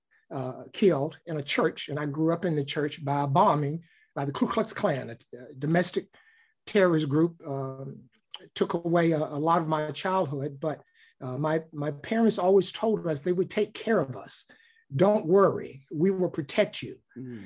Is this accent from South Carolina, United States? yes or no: no; Birmingham, Alabama, United States; moved away as an adult; also born or lived in Washington, D.C.; I was raised in Birmingham, Alabama, in a very supportive and loving household.